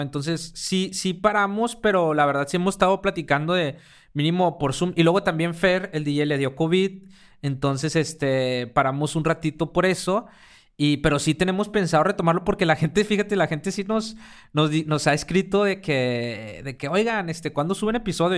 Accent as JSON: {"language": "Spanish", "country": "Mexico", "also_born_or_lived": "Mexico City", "said": "los mexicanos"}